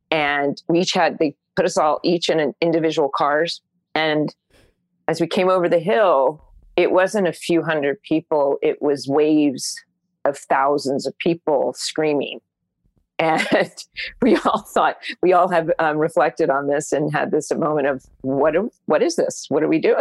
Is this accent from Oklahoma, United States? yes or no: no; Orange County, California, United States; I grew up in Orange County